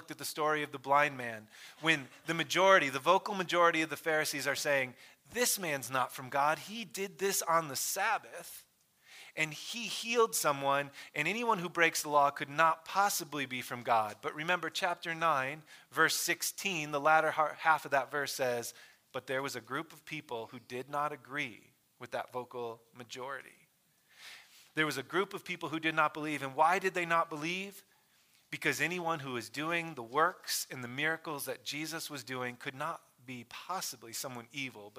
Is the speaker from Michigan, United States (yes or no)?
yes; Michigan, United States; I grew up in Michigan